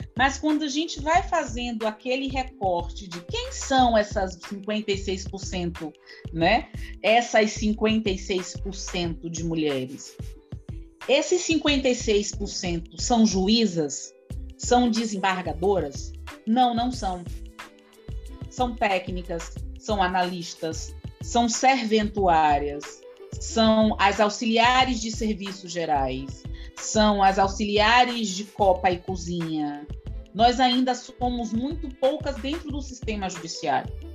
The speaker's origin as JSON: {"language": "Portuguese", "town": "Salvador", "region": "Bahia", "country": "Brazil", "tie": "born or raised there", "said": "eu nasci num bairro que é um dos bairros onde tem o maior contingente de pessoas negras dentro de Salvador, né, aqui na capital"}